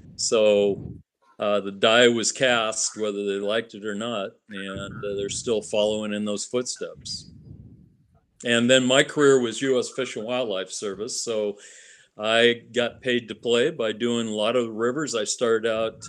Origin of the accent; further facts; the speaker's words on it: Eastern Washington, United States; moved away as an adult; also born or lived in northern Nevada; now in Fairbanks, United States; I grew up in Eastern Washington